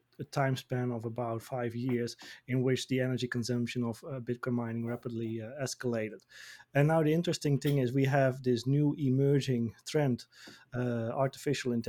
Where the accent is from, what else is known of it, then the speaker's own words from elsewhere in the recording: Netherlands; my home country, the Netherlands